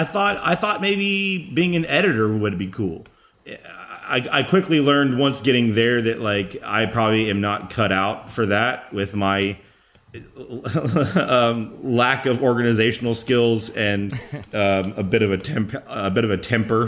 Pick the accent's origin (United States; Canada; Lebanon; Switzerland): United States; Texas; as a Texan